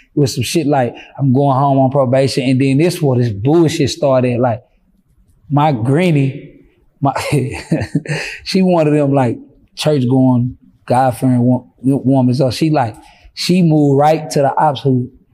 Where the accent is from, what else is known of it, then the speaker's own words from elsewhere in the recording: Fort Worth, Texas, United States; I'm from Fort Worth